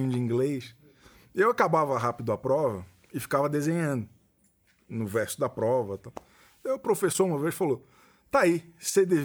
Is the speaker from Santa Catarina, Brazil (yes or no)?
yes; Florianópolis, Santa Catarina, Brazil; Sou de Florianópolis.